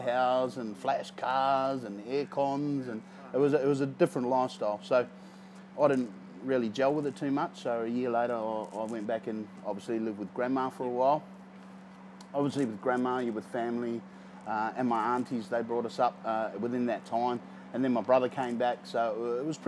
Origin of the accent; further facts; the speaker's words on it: Christchurch, Canterbury, New Zealand; also born or lived in Gisborne, New Zealand; now in Perth, Australia; Me and my mother, we moved down south to Christchurch. So I was down in Christchurch for a long time